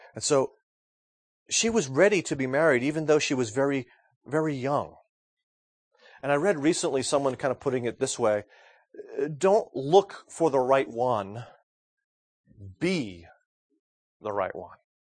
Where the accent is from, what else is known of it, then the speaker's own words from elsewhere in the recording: United States; I'm an American male